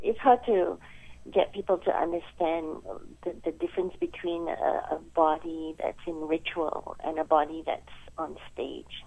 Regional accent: Malaysia; moved away; I come from Malaysia, so my early training was in children's theater

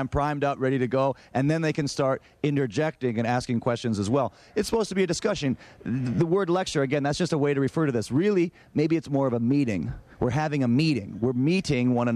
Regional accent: Ann Arbor, Michigan, United States; Growing up in Ann Arbor

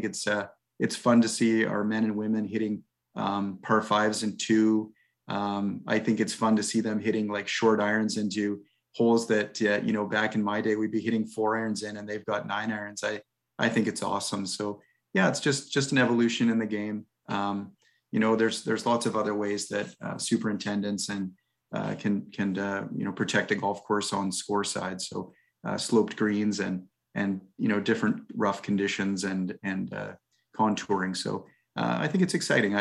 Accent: Fredericton, New Brunswick, Canada; also born or lived in Victoria / California / Arizona; now in Vancouver, Canada; I grew up in Fredericton, New Brunswick

